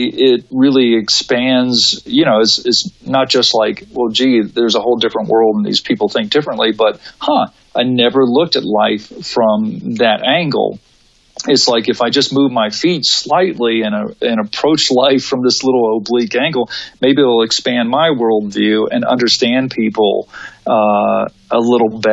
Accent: United States; we think as Americans

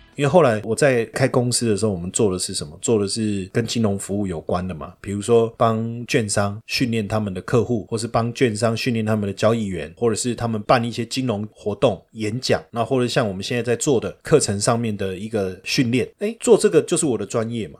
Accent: Taiwan; 我们台湾人较高义啦

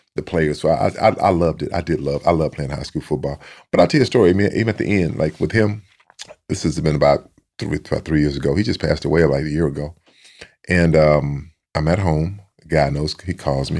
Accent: Sealy, Texas, United States; a lot of Aggies in my hometown of Seeley

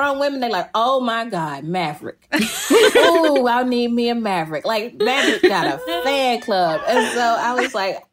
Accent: Jackson, Mississippi, United States; I hated my state at the time. I have such a rocky relationship with my hometown, my home state.

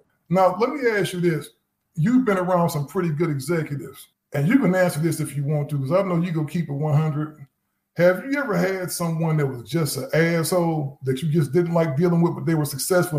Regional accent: Midwest, United States; And I look forward to those as a kid growing up in the Midwest.

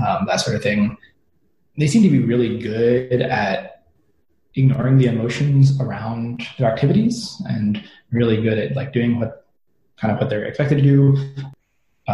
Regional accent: United States; growing up in the American education system

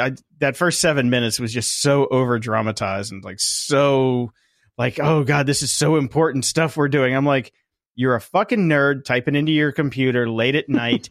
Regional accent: Midwest, United States; now in Hollywood, United States; I come from the Midwest.

